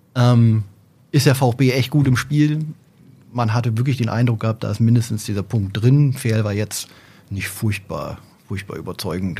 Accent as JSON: {"language": "German", "town": "Oldenburg", "region": "Lower Saxony", "country": "Germany", "said": "grundsätzlich bin ich Oldenburger"}